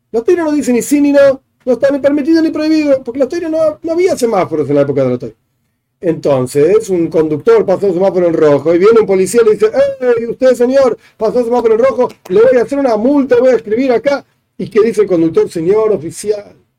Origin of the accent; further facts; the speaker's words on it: Argentina; yo vivo en Argentina, soy argentino, nací en Argentina